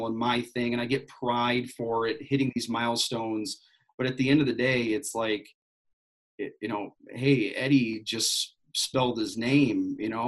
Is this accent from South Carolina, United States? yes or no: no; west side of Michigan, United States; Growing up on the west side of the state, it was like, hey, you go to Lake Michigan, go to South Haven, all these places. Plus, I'm from Michigan.